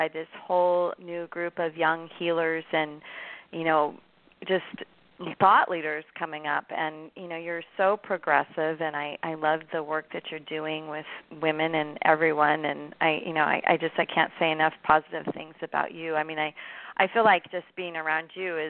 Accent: Oregon, United States; moved away; growing up in Oregon, I grew up at a time period where running, you know, wasn't even popular when I was 10 years old

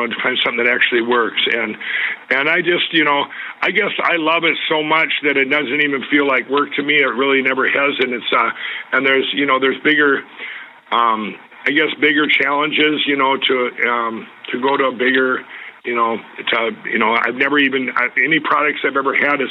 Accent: Minnesota, United States; here in my home state of Minnesota

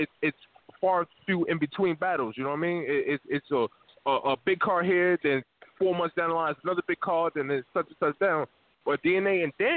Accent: New Jersey, United States; I'm from Jersey

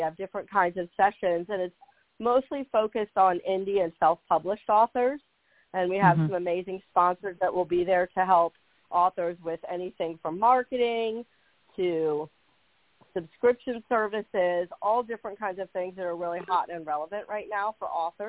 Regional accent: Washington, D.C. area, Northern Virginia, United States; moved away as an adult; now in Charleston, United States; I'm from the Northern Virginia, Washington, D.C. area. So I'm from Virginia like Lori.

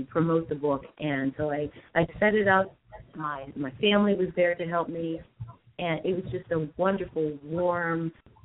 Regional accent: Aliquippa, Pennsylvania, United States; my hometown in Aliquippa, Pennsylvania.

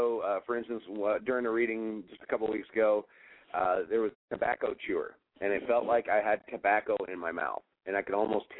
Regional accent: Elizabeth, New Jersey, United States; born there; I was born in Elizabeth, at St. Barnabas, St. Louis Hospital.

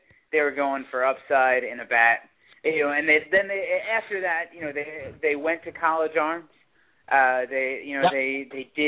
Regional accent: Long Island, New York, United States; I grew up on Long Island as well

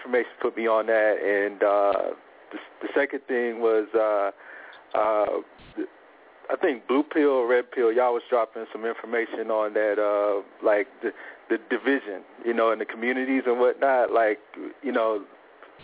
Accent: Louisiana, United States; moved away; I'm originally from Louisiana

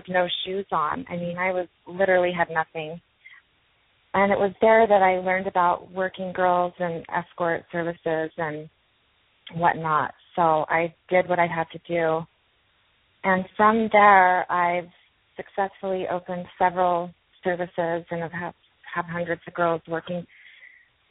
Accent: Utah, United States; I was raised LDS Mormon in Utah.

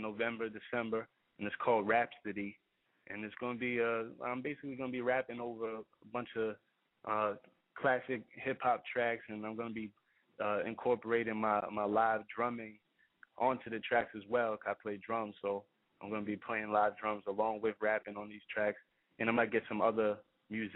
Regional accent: New York City, New York, United States; raised in Queens, Briarwood, Queens

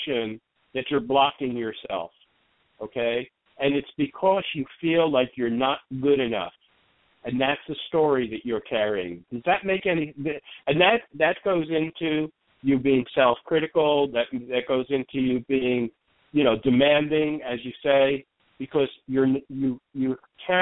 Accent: New York, United States; also born or lived in New Jersey; I'm from New York, and I lived in New Jersey for a while

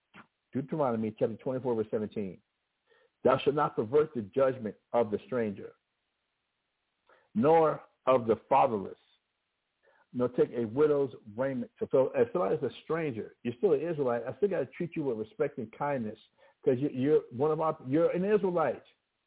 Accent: Albuquerque, New Mexico, United States; I can be from Albuquerque, New Mexico, I grew up in Albuquerque, New Mexico. I'm an American, but I happen to be a New Mexican. I happen to be an Albuquerquean.

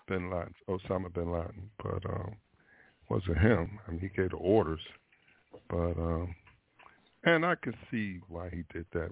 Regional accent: Philadelphia, Pennsylvania, United States; now in Florida, United States; being from Philadelphia

